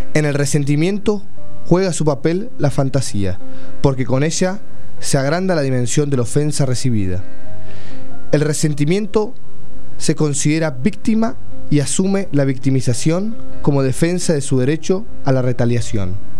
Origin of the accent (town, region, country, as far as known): Argentina